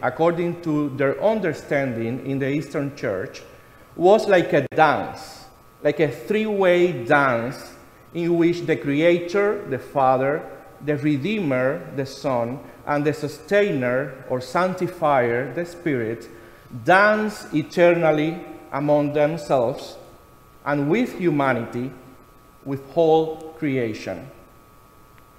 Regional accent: Cuba; moved away; something very familiar for me in my home country

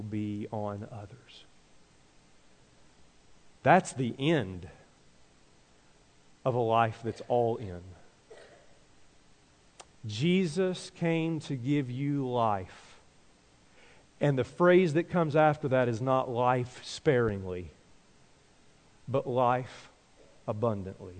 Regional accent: Tennessee, United States; moved away; I grew up in Tennessee.

